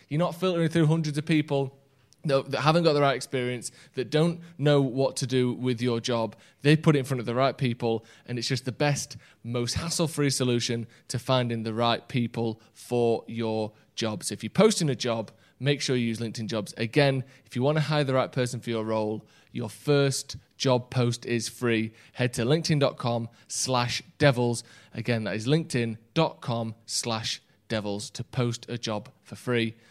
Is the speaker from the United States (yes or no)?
no; England, United Kingdom; I haven't got an English passport, no, but I've lived here all my life